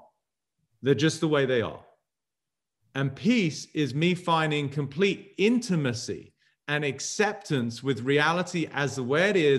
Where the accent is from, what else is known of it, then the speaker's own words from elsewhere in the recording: England, United Kingdom; now in United States; growing up in England